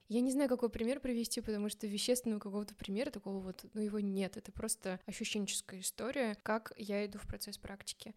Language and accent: Russian; Samara, Samara Oblast, Russia; moved away as an adult; now in Moscow, Russia; я как бы из Самары, я в Самаре была